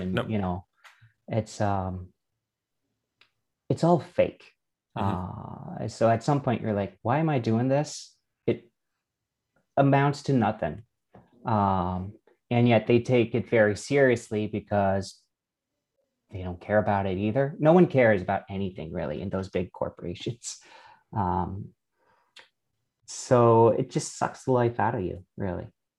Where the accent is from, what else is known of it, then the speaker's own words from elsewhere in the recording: Canada; also born or lived in France; So I'm Canadian and French. I'm both. Raised in both languages at the same time, which makes your life much easier.